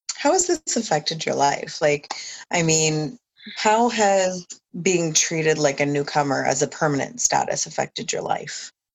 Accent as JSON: {"language": "English", "region": "New Brunswick", "country": "Canada", "tie": "born or raised there", "said": "born in this country, raised in this country for a huge portion of my raising"}